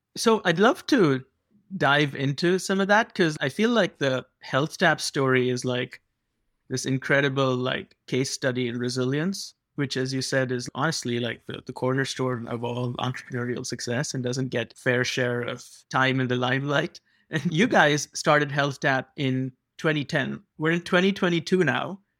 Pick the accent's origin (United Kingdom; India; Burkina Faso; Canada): India; now in United States; I grew up in India